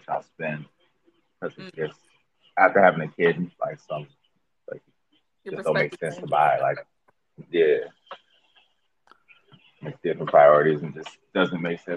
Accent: Chicago, Illinois, United States; now in Minnesota, United States; I'm originally from Illinois, from Chicago

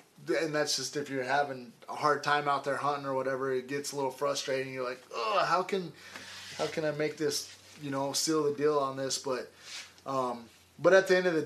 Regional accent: Idaho, United States; now in Colorado, United States; growing up in Idaho, it was fish and game forever.

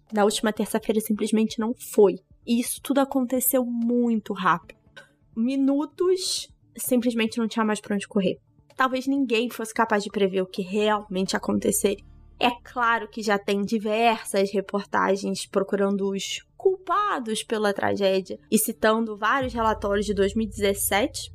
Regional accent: Petrópolis, Rio de Janeiro, Brazil; moved away as an adult; now in Rio de Janeiro, Brazil; a cidade onde eu cresci

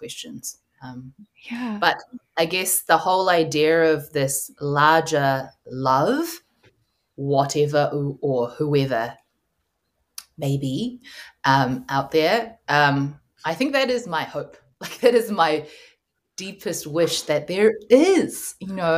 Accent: New Zealand; I grew up partly in the Korean Presbyterian church, partly in like a New Zealand Pākehā white Baptist church

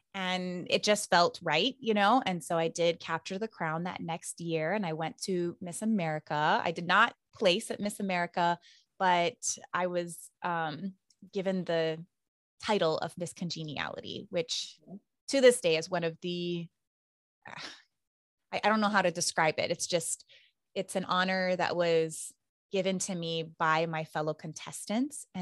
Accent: Big Island, Hawaii, United States; I'm from the Big Island. I went to public school my entire life

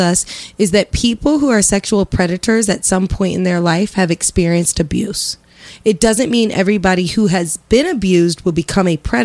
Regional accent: Lafayette, Indiana, United States; born or raised there; moved away

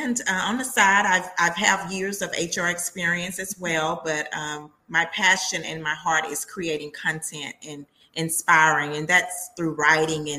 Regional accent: Texas, United States; I am a native Texan, and I am a writer

